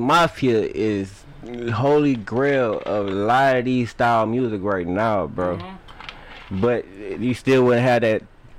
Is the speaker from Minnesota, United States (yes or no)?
yes; St. Paul, Minnesota, United States; I grew up in Somalian country of St. Paul, Minnesota.